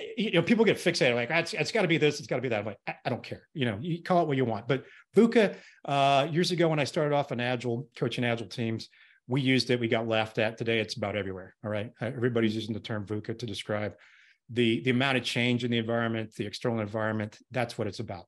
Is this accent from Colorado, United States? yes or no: yes; Colorado, United States; I grew up in Colorado, went to the University of Colorado